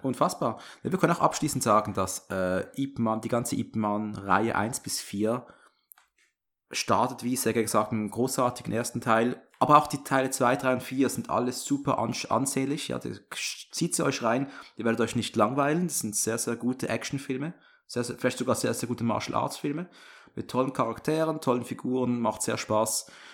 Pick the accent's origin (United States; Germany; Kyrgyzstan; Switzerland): Switzerland; accent: Swiss; meinen Schweizer Akzent